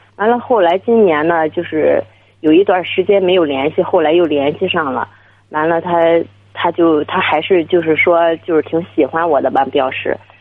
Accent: Dezhou, Shandong, China; now in Beijing, China; 我那个老家是山东的

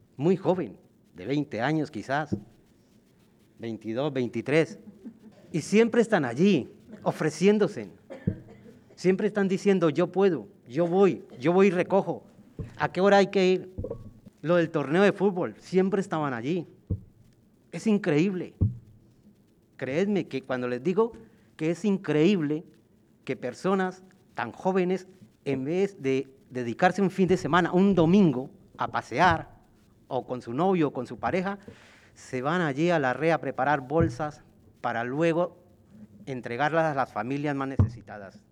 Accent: Colombia; also born or lived in Villaverde, Madrid, Spain; now in Madrid, Spain; En mi país

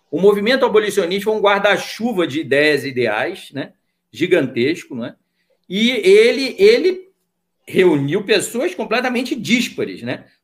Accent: Niterói, Rio de Janeiro, Brazil; moved away as an adult; now in Brasília, Brazil; então eu sou do Rio, né, Niterói, nascido e criado, fiz PUC, né, fiz História na PUC

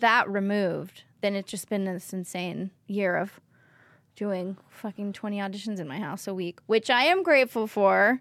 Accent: Oakland, California, United States; I'm from Oakland

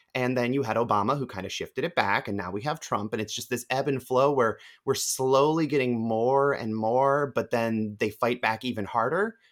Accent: Ohio, United States; I'm from Ohio

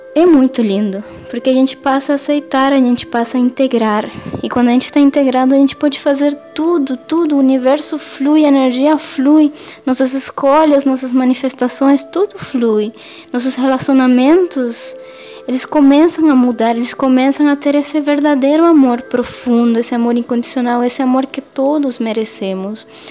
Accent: Venezuela; moved away; eu cresci na Venezuela, numa família matriarcal

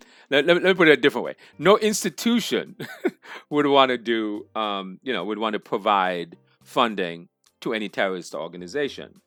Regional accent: Montserrat; I'm from Montserrat originally.

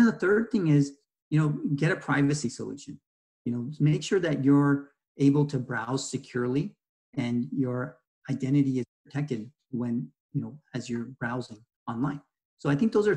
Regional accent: Bay Area, California, United States; also born or lived in Ohio; I've spent a good chunk of my life in California and the Bay Area

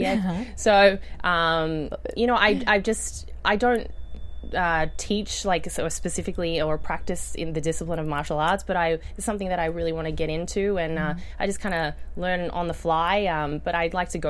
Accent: Australia; moved away; you can tell from my accent, I grew up in Australia.

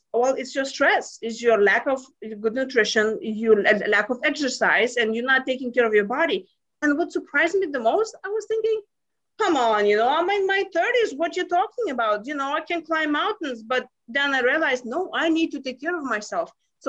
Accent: Lithuania; now in United States; But you see, I came from Lithuania 20 years ago to US and I thought this is the land of opportunities.

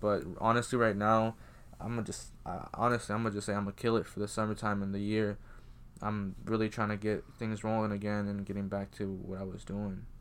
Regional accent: Iowa, United States; also born or lived in Georgia; being from Iowa, it's, well, I was, I, I was born in Georgia, but, like, you know, growing up here

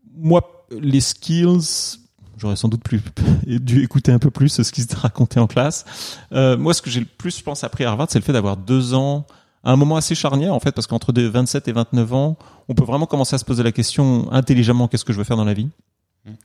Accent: Normandy, France; moved away as an adult; also born or lived in Paris, France / China; now in New York, United States; je suis né à Paris quand même. C'est-à-dire que je suis pas de Normand d'origine.

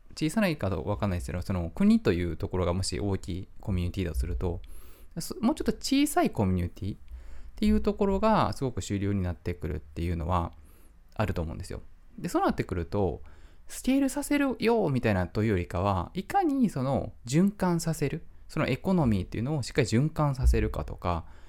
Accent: Japan; also born or lived in Kyoto; 僕は本当に日本人に生まれてよかったなと思っていますし、今も日本に、今住んでる、京都に住んでるんですけど

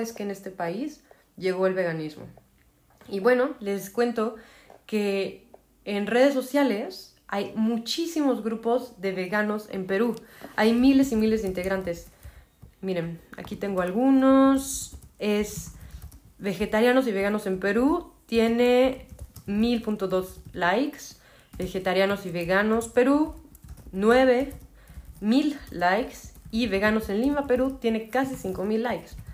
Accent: Mexico; como mexicana

